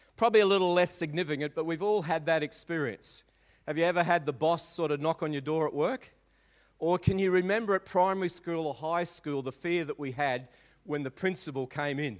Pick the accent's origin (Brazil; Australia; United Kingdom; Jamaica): Australia; Maribyrnong, Victoria; I grew up in Maribyrnong